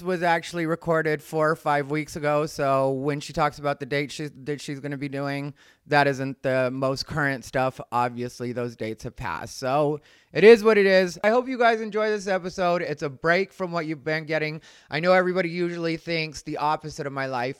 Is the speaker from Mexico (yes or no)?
yes; Mexico; as a Mexican